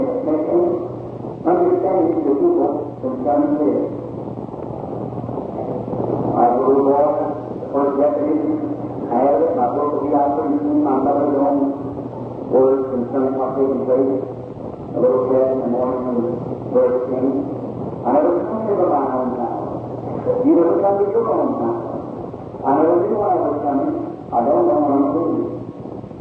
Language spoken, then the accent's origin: English; Kentucky, United States; I was born in Kentucky.